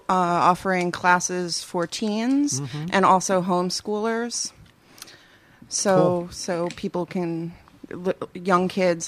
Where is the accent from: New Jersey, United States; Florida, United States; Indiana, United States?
New Jersey, United States; Union; I'm from Union.